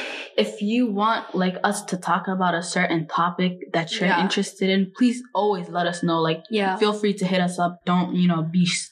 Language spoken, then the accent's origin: English; Minnesota, United States; I'm 18. I'm from Minnesota.